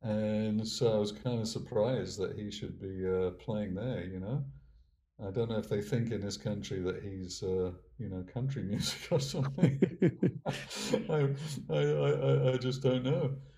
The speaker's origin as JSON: {"language": "English", "region": "England", "country": "United Kingdom", "tie": "born or raised there", "said": "But my sense of growing up in England and being in the music business in England was that you always have to be the new thing."}